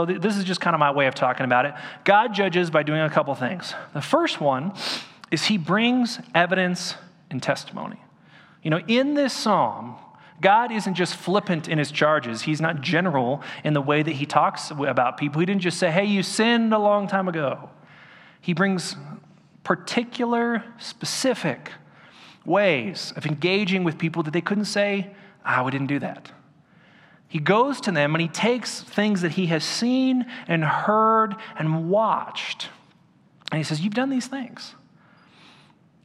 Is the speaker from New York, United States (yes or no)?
no; Orange County, California, United States; when I was growing up in Orange County